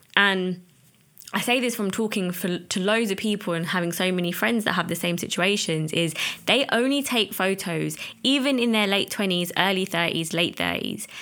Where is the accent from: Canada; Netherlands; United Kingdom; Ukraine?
United Kingdom; as an Asian, as a British Asian